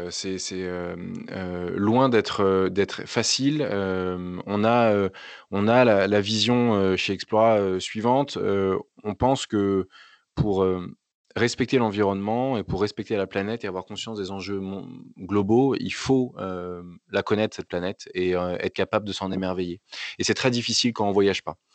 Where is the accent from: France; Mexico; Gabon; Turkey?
France; je suis capable, en tant qu'individu, en tant que Français, de respecter les accords de Paris